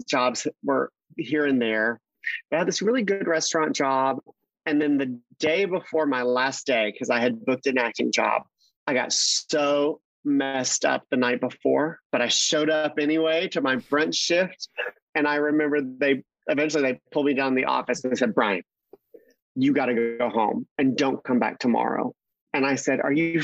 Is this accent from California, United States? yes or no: no; Mississippi, United States; moved away as an adult; also born or lived in New York City; now in Los Angeles, United States; I grew up in Mississippi